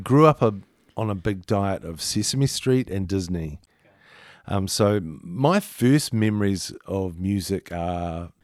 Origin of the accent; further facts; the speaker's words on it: Christchurch, Canterbury, New Zealand; Grew up in Christchurch, went to Avonhead Primary, then went to Kirkwood Intermediate and St. Thomas's, St. Thomas's College.